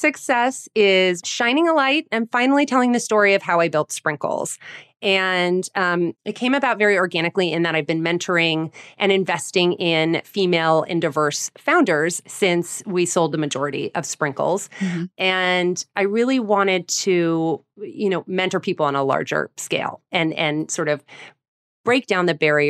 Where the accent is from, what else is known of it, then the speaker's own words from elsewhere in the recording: New York City, New York, United States; You know, as a New Yorker, Allie, like LA pizza was like a laughingstock.